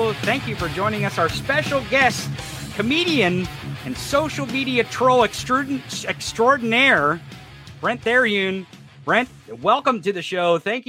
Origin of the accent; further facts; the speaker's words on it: Lake of the Ozarks, Missouri, United States; I'm from the Ozarks. I grew up at the Lake of the Ozarks where the Netflix series Ozarks is shot.